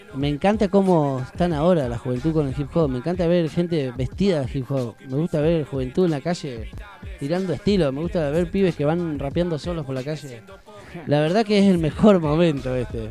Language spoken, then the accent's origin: Spanish; Tandil, Buenos Aires Province, Argentina; also born or lived in Tres Arroyos; yo nací en Tres Arroyos, pero me vine a Tandil a los cuatro años